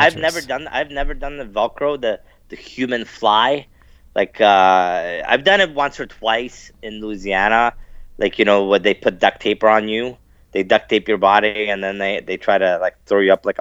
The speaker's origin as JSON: {"language": "English", "town": "London", "region": "Ontario", "country": "Canada", "tie": "born or raised there", "also_born_or_lived": "Sarnia", "said": "I was the only little person in four schools growing up in London, Ontario, Sarnia."}